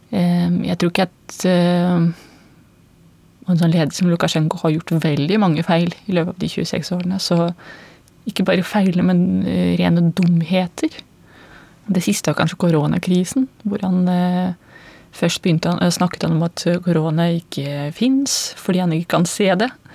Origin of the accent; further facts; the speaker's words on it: Belarus; Norwegian is a second language; moved away as an adult; now in Norway; jeg kommer fra Hviterussland